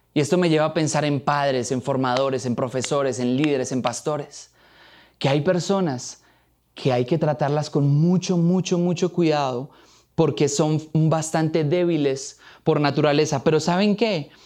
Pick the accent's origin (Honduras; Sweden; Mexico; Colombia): Colombia; Boyacá; Soy boyacense de pura raza, amo a mi tierra como a mi mamá, siempre encima llevo una ruana